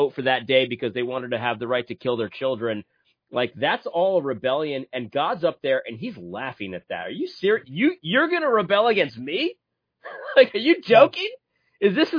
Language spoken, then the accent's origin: English; New England, United States; I grew up in the Northeast. I grew up in New England.